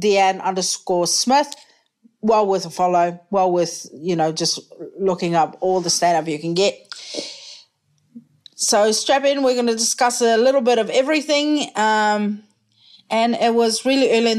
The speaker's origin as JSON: {"language": "English", "country": "New Zealand", "also_born_or_lived": "United States / United Kingdom", "said": "I identify as a Kiwi"}